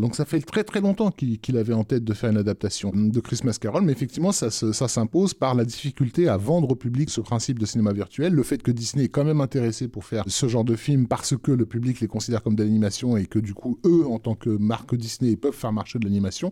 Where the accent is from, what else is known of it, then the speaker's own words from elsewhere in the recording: France; chez nous en France